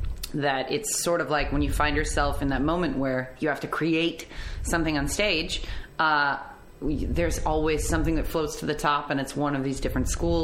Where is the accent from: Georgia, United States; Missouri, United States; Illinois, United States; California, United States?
Illinois, United States; Chicago; moved away as an adult; also born or lived in Amsterdam; now in Los Angeles, United States; I grew up in Chicago